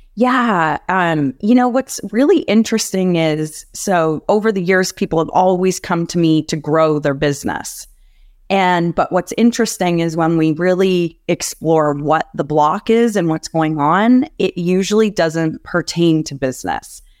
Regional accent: Canada; I grew up in Canada

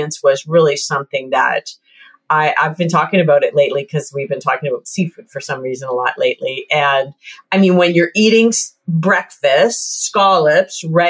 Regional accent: London, Ontario, Canada; I also worked for a radio station here in my hometown, London, Ontario.

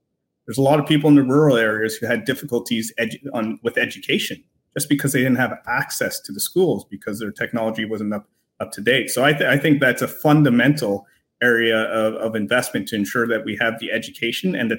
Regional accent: Canada; I love being Canadian, love being a BMO employee

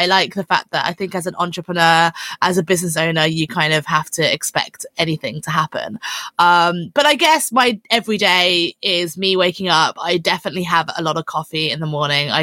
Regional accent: London, United Kingdom; I'm from London

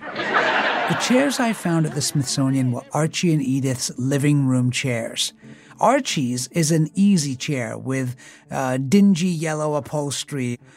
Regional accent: England, United Kingdom; moved away as an adult; now in United States; I grew up in England, so we didn't watch All in the Family the way that we watched Happy Days

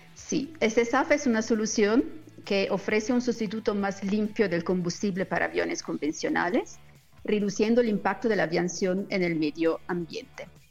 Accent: Colombia; soy, colombiana

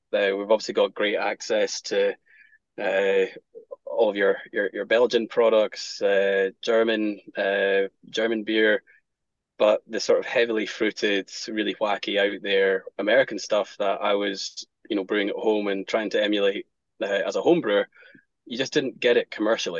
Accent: Scotland, United Kingdom; being Scottish, whiskey's in our blood

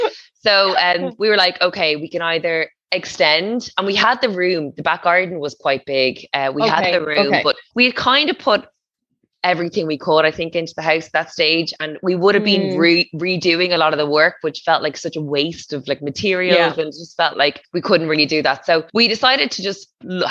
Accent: Dublin, Leinster, Ireland; I know. Yeah, I know. I come from Dublin, so I totally get it.

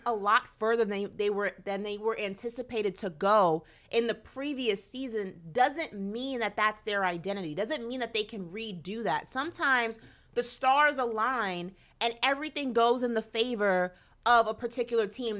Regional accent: New York, United States; growing up in New York

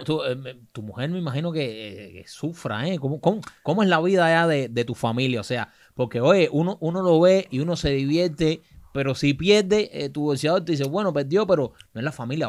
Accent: Cuba; como cubano

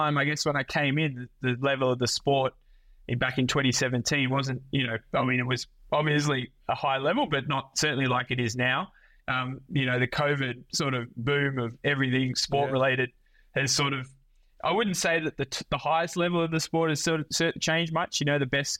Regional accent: Australia; being Australian is kind of good. You know, we grow up on the beach

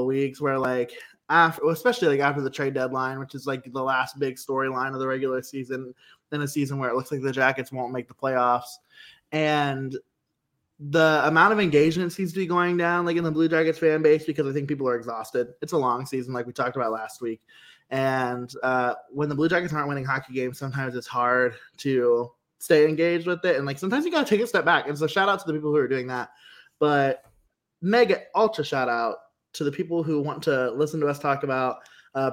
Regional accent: Ohio, United States

